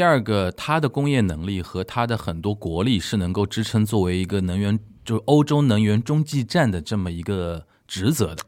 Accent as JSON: {"language": "Chinese", "region": "Shanghai", "country": "China", "said": "我来自上海"}